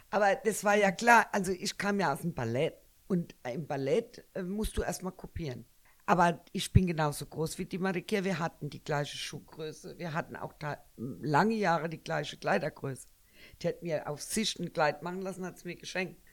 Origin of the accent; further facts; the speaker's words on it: Germany; ich bin ja eigentlich Deutsche.